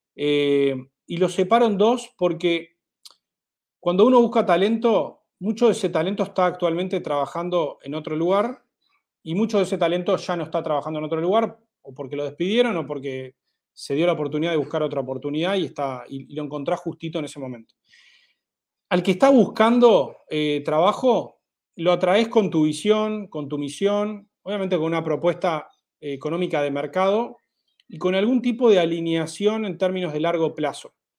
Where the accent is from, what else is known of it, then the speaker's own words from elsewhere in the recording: Uruguay; moved away as an adult; now in Mexico City, Mexico; mi país de origen, en Uruguay. Los tres fundadores somos uruguayos